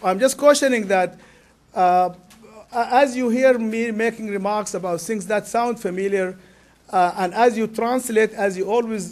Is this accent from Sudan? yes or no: yes; Sudan; English is a second language; moved away; I am from Sudan